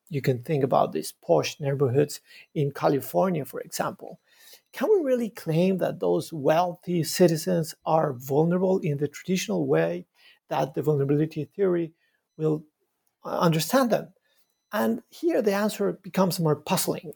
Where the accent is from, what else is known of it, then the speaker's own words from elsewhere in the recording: Bogota, Bogotá Capital District, Colombia; moved away as an adult; now in Montreal, Canada; I was uh, born in Bogota, in Colombia. I was raised in, in, a, in a very crowded city, Bogota.